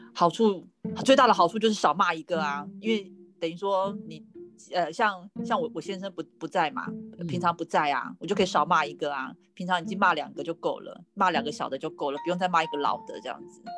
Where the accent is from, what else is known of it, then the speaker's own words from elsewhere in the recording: Taiwan; 我是两个孩子的妈妈，那是土生土长的台湾人